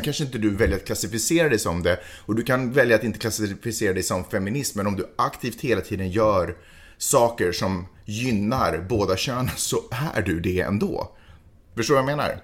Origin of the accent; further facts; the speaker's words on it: Sweden; som svensk, som ändå är född och uppvuxen eller åtminstone har levt de senaste decennierna